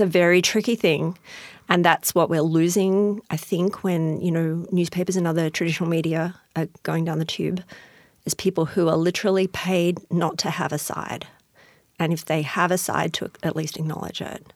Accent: Australia; accent: Australian; moved away as an adult; also born or lived in Houston, Texas; now in Tacoma, United States; I'm originally from Australia, as you can hear from my accent

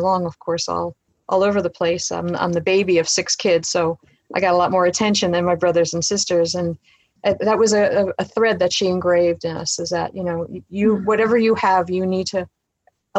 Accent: New York City, New York, United States; moved away as an adult; also born or lived in Colorado; now in Pierce County, United States; I grew up in Brooklyn, New York, and that is where my entire family still lives

